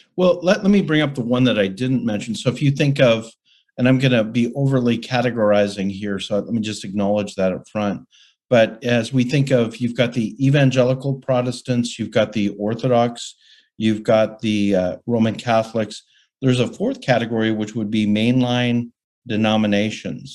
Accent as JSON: {"language": "English", "town": "Calgary", "region": "Alberta", "country": "Canada", "tie": "born or raised there", "said": "a student at the University of Calgary in Calgary, Alberta, Canada, my hometown"}